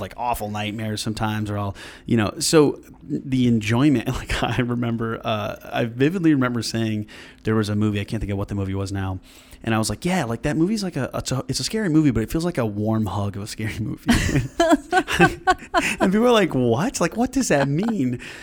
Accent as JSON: {"language": "English", "town": "Granville", "region": "New York", "country": "United States", "tie": "born or raised there", "said": "originally I'm from downstate area, but when I was, like, five or six, moved up here to Granville, and I went to school there"}